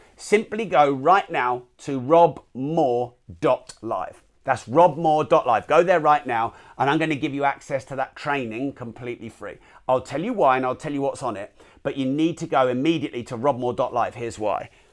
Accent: United Kingdom; I'm British

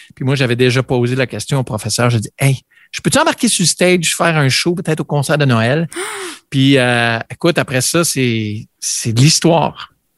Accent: Vanier, Ontario, Canada; j'ai grandi à Vanier, Ontario

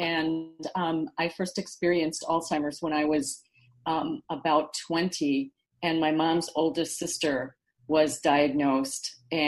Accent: Dubuque, Iowa, United States; moved away; my hometown of Dubuque, Iowa

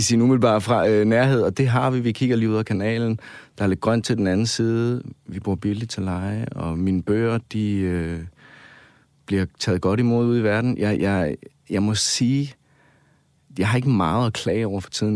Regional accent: Svendborg, Southern Denmark, Denmark; moved away; der jeg bor hjemme i Svendborg

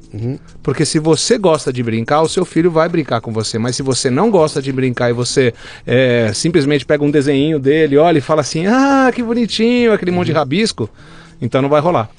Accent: São Paulo, Brazil; moved away as an adult; Nasci em São Paulo, meus pais são italianos, genuínos né, italianos, mas que se casaram aqui no Brasil. Sim. Eu sempre morei em São Paulo

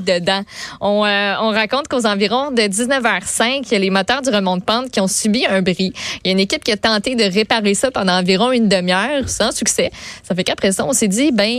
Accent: Quebec, Canada; on est des Québécois

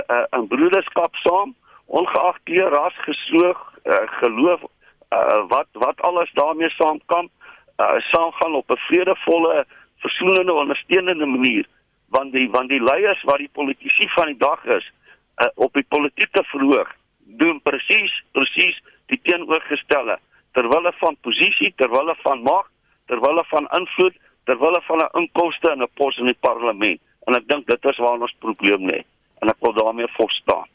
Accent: South Africa; as 'n Suid-Afrikaner

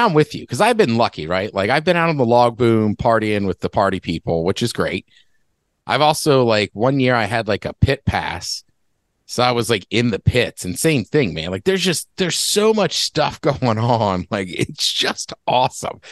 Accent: College Park, Maryland, United States; moved away; I grew up in College Park

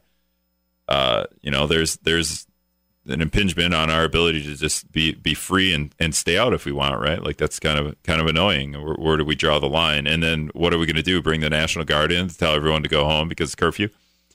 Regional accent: Greenville, United States; growing up in Greenville

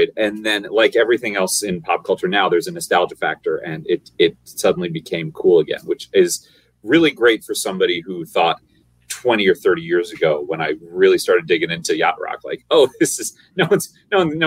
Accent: New York City, New York, United States; I grew up in New York City

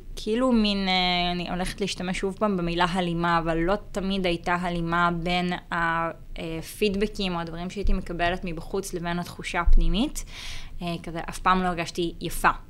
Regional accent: Haifa, Haifa District, Israel; אני גדלתי בחיפה

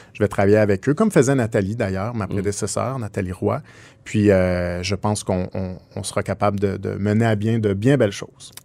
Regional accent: Quebec, Canada; on est québécois

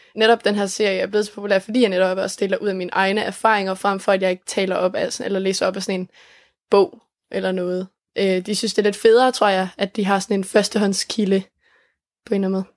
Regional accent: Denmark; jeg kommer fra Els

